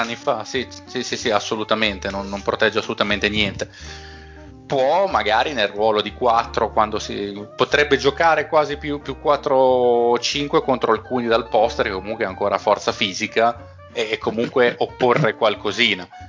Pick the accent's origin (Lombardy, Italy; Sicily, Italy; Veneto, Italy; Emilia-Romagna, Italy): Emilia-Romagna, Italy; Bologna; Sono di Bologna